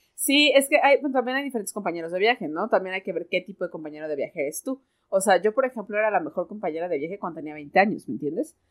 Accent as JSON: {"language": "Spanish", "country": "Mexico", "said": "aquí la conocemos como moronga"}